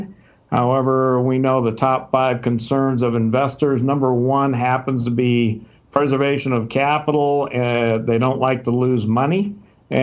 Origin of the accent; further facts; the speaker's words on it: Southern California, United States; moved away as an adult; also born or lived in Texas; now in Scottsdale, United States; I was born and raised in Southern California, spent my days in the 60s hitchhiking up and down Pacific Coast Highway with my surfboard